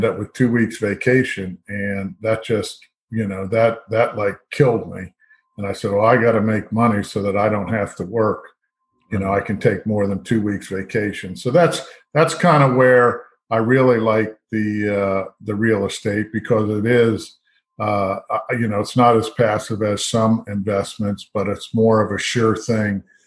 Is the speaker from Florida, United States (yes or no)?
yes; Fort Lauderdale, Florida, United States; moved away as an adult; I grew up in Fort Lauderdale